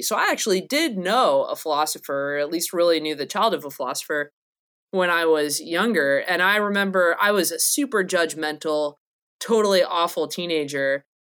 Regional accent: North Carolina, United States; I'm from North Carolina

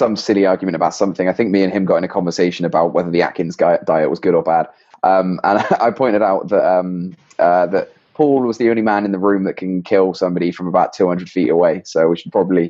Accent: England, United Kingdom; accent: English; my English accent

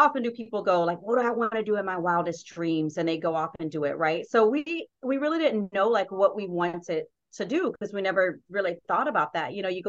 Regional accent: South Carolina, United States; accent: Southern; I'm from South Carolina, which you will probably hear my Southern accent come out at some point.

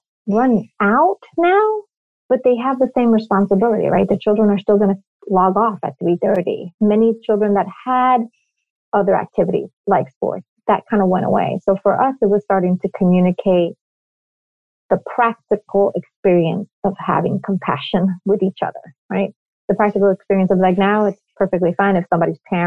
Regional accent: New York, United States; moved away as an adult; now in Miami, United States; I am born and raised in New York

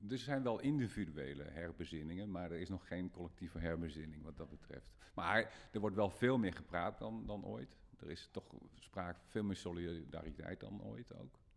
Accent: Groningen, Netherlands; bij ons in Groningen

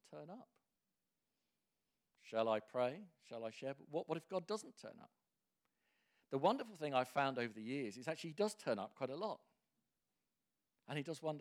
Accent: England, United Kingdom; as an Englishman

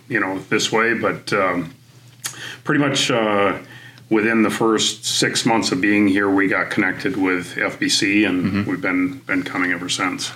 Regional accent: Midwest, United States; moved away as an adult; also born or lived in Wisconsin; now in Virginia, United States; my wife Sabrina was originally from the East Coast, and I was from the Midwest

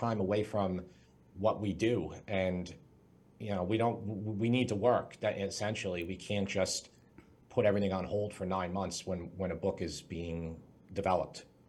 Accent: Long Island, New York, United States; I'm from Long Island, New York. That's where I currently live.

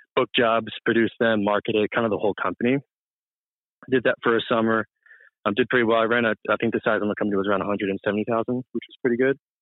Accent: Marlborough, Massachusetts, United States; from Massachusetts, central town. Massachusetts called Marlboro

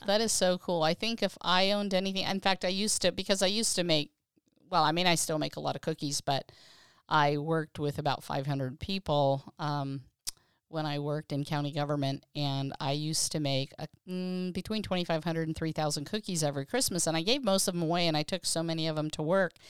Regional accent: Pennsylvania, United States; moved away as an adult; also born or lived in California; growing up in Pennsylvania

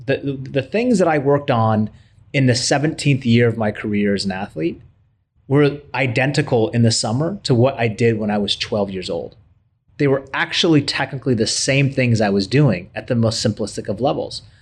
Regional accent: United States; we as Americans

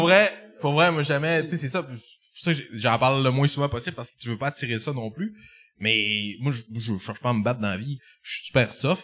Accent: Jonquière, Quebec, Canada; je viens, je viens de Jonquin

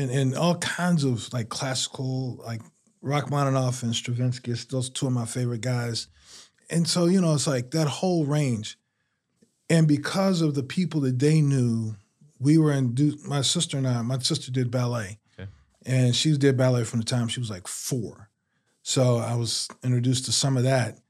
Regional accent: Washington, District of Columbia, United States; now in Durham, United States; I was born and raised in Southeast D C.

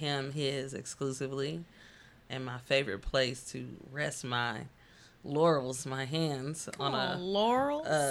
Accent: Oakland, California, United States; I'm from Deep East Oakland

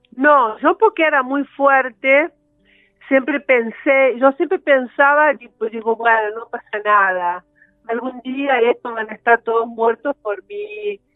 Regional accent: Campo Belo, Minas Gerais, Brazil; Spanish is a second language; moved away; yo nací en Campo Belo, que está cerca de Belo Horizonte

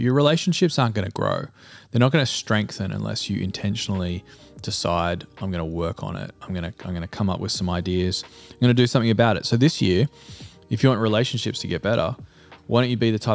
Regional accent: Australia; now in United States; Being an Australian and living in the US means that I have relationships with people back home, you know, back in Australia

